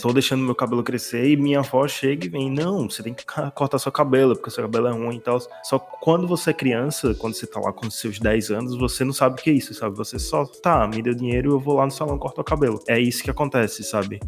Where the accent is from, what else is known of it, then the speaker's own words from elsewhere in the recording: Northeast Region, Brazil; eu sou do Nordeste